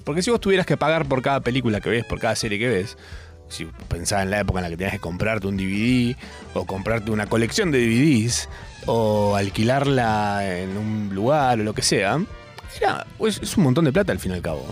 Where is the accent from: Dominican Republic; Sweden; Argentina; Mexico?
Argentina; si yo no fuera argentino